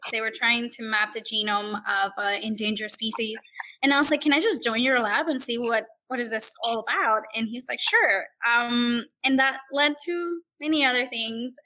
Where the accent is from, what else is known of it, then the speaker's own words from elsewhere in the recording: Puerto Rico; now in Blacksburg, Virginia, United States; I'm originally from Puerto Rico